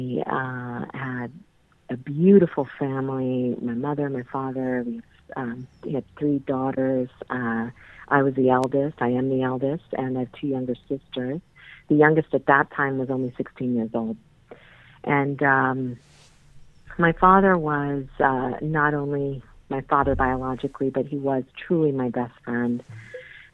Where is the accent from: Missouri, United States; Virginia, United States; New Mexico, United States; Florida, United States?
Virginia, United States; Mount Vernon; I grew up in Mount Vernon in Virginia.